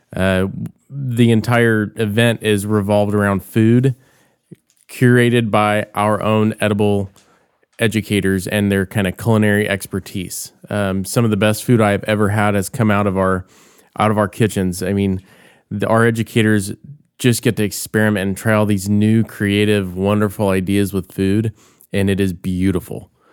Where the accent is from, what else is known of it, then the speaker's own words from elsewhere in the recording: Bakersfield, California, United States; I grew up in Bakersfield